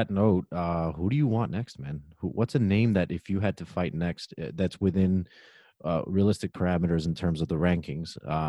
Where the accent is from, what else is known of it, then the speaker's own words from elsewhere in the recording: Miami, Florida, United States; now in Indiana, United States; live in Indiana, everything connects. You know, you got Chicago, you got Indianapolis, yeah. You got Detroit. I'm like in the center of all. And by the way, I'm from Miami, Florida.